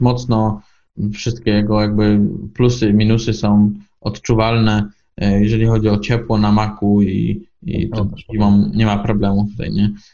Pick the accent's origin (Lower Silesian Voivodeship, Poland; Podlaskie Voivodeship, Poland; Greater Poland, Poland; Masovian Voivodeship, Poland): Greater Poland, Poland; Poznań; Jestem z Poznania